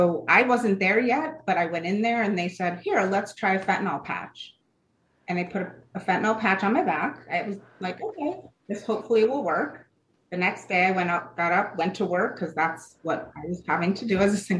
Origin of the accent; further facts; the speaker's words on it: Connecticut, United States; I grew up in a middle upscale affluent town in Connecticut